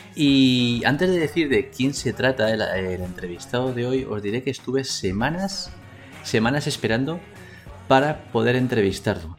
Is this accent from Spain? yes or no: yes; Spain